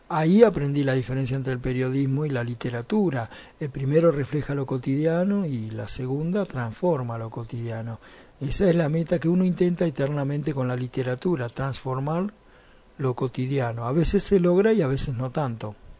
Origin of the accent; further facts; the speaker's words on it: Argentina; aquí en mi país, en Argentina.